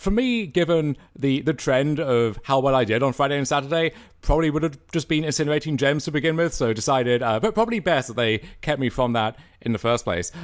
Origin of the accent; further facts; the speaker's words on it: Canada; being Canadian